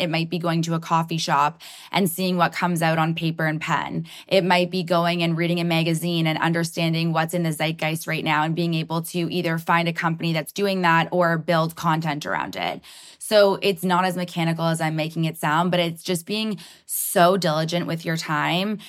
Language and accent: English; Toronto, Ontario, Canada; I'm so proud to be from Toronto